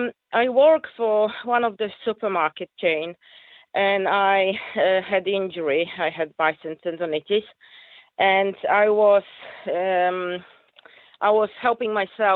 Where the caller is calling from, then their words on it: Rossendale, North West England, United Kingdom; I am very close to you, actually. I'm from Rosendale.